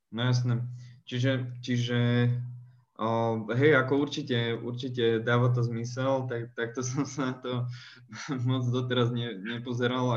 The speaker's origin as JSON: {"language": "Slovak", "town": "Žilina", "region": "Žilina Region", "country": "Slovakia", "tie": "born or raised there", "said": "u nás v Žiline"}